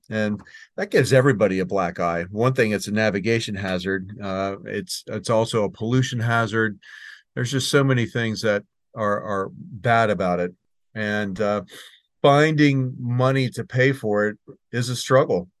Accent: Maryland, United States; here in Maryland, my home state

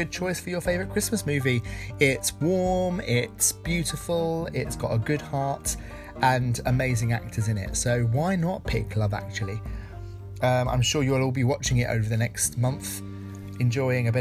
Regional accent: Essex, East of England, United Kingdom; I grew up in Essex, and when I was at school

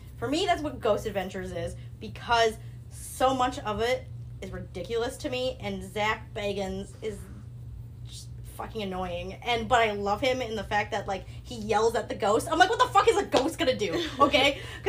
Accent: Minnesota, United States; also born or lived in California; So I was born in California, but I grew up in Minnesota. And I am half Thai

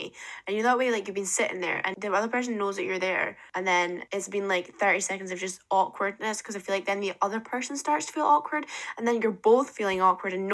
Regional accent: Dundee, Scotland, United Kingdom; moved away as an adult; also born or lived in Aberdeen; I was from Dundee

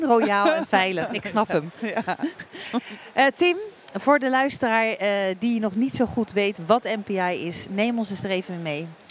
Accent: Rotterdam, South Holland, Netherlands; ik kom uit Rotterdam

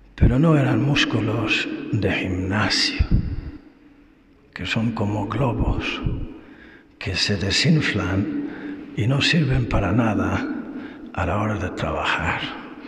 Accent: Ireland; moved away; also born or lived in Spain; Irlanda, que es mi país

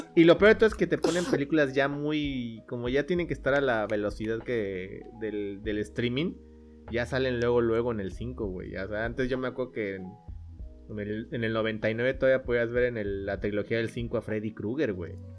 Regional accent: Cancún, Quintana Roo, Mexico; nosotros que somos de Cancún

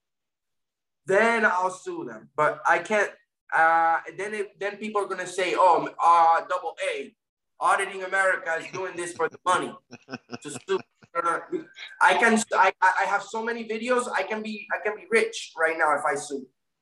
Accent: Florida, United States; also born or lived in Puerto Rico; I was born in Puerto Rico, but I was raised, my parents moved to Florida when I was a young kid.

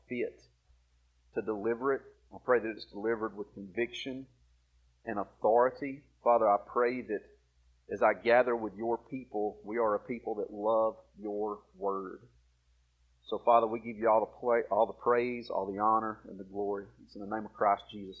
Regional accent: Alabama, United States; accent: redneck; moved away; I'm originally from Alabama

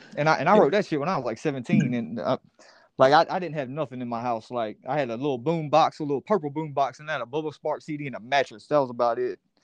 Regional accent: Columbia, South Carolina, United States; moved away; also born or lived in Lexington, South Carolina; I was actually born in Lexington, West Hill, so I'm from Columbia. Like born and raised, man.

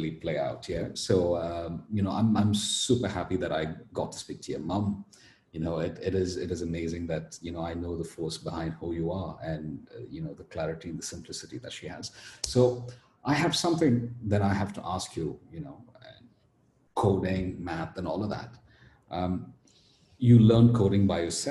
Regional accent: Coimbatore, Tamil Nadu, India; I speak Tamil as well. I'm from Coimbatore. It's in Tamil Nadu.

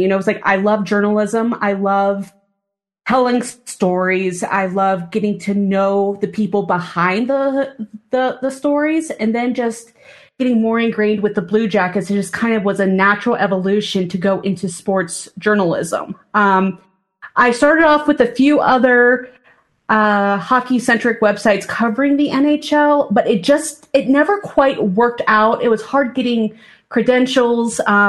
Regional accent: Coshocton, Ohio, United States; I grew up in Eastern Ohio, so we didn't have a hockey team back in the mid 90s.

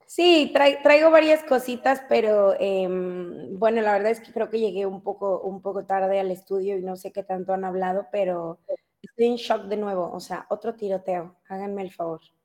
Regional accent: Mexico City, Mexico; accent: chilango; mi familia es mexicana, criada en México, nacida en México, yo soy mexicana

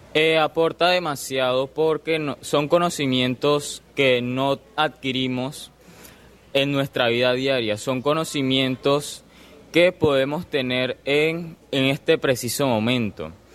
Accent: Colombia; a todos como colombianos

